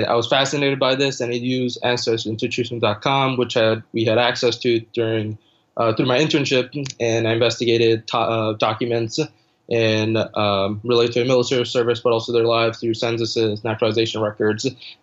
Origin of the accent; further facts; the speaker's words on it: United States; I'm an Indian American first generation college student